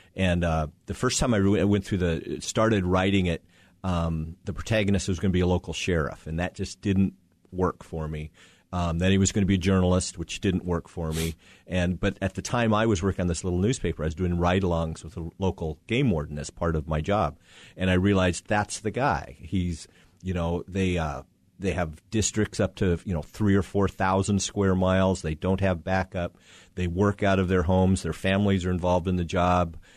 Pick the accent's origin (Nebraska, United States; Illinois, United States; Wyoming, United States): Wyoming, United States; Casper; also born or lived in Denver; I'm from Wyoming originally, born in Casper, Wyoming, um, grew up in Wyoming